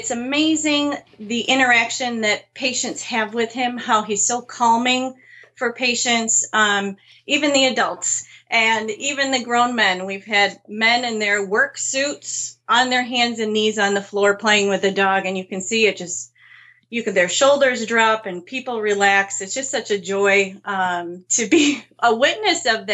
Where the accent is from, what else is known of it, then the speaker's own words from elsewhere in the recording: Marquette, Michigan, United States; I grew up in Marquette. So the north side of the Upper Peninsula, along the shores of Lake Superior